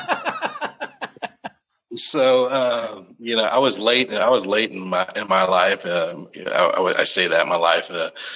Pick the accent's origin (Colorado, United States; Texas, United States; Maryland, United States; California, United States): Texas, United States; Arlington; I'm from Arlington, Texas. I was adopted when I was a young baby, but I grew up in Arlington, Texas.